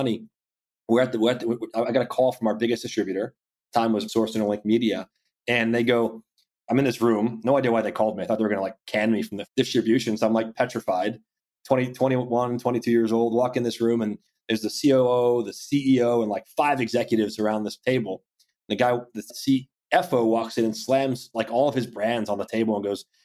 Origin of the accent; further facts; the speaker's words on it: Ocala, Florida, United States; growing up in Central Florida in the Ocala area